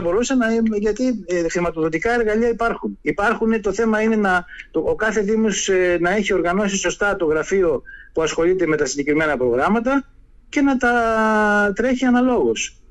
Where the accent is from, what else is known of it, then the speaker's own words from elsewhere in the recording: Lemnos, North Aegean, Greece; τον τόπο μου, το χωριό μου, το νησί μου